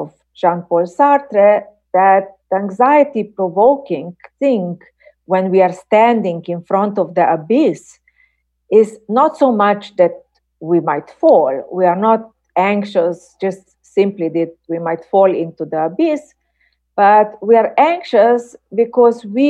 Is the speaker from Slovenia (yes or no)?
yes; Slovenia; my home country, Slovenia